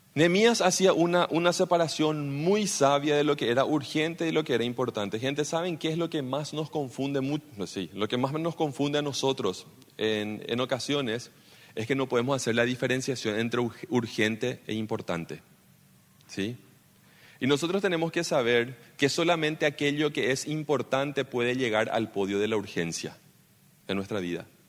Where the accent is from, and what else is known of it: Paraguay